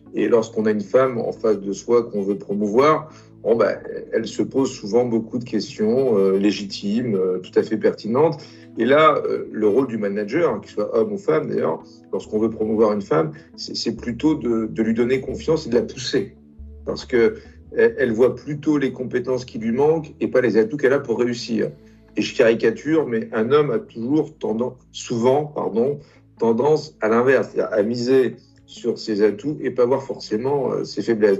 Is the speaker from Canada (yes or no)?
no; France; also born or lived in Italy; Je suis arrivé en France à l'âge de, de 5 ans. Je suis italien d'origine